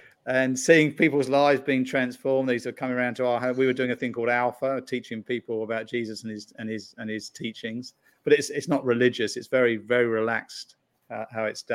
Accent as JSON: {"language": "English", "country": "United Kingdom", "moved": "as an adult", "lives_now": "United States", "said": "I'm from the UK"}